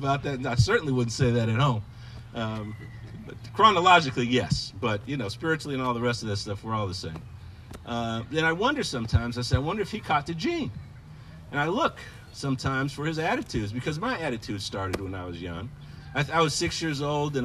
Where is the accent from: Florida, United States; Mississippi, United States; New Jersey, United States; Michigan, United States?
Michigan, United States; also born or lived in Ohio; we moved when I was 6 to Michigan